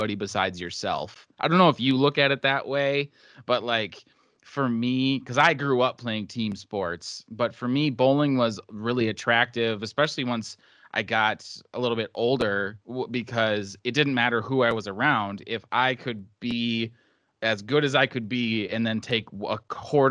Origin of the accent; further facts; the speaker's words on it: central Wisconsin, United States; lived in central Wisconsin his whole life